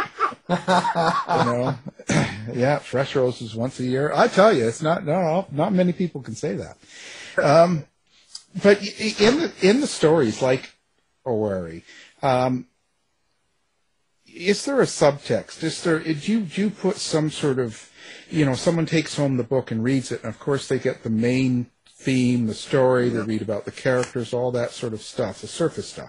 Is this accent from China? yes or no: no; Canada; me being a Canadian here